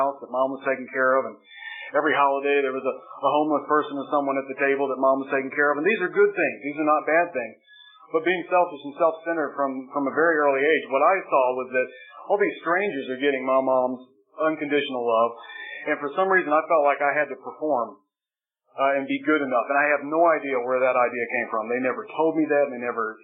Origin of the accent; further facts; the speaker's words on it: Charlotte, North Carolina, United States; I was born in Charlotte, North Carolina